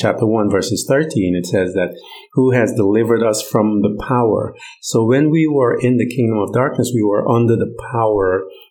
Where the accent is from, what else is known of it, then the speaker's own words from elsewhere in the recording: Guyana; now in United States; I'm from Guyana. So I have this dual citizenship, Guyanese, American.